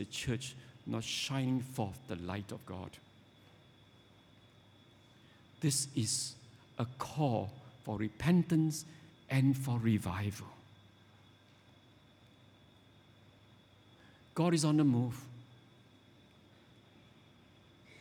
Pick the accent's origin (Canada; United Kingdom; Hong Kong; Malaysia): Malaysia; Penang; I grew up in Penang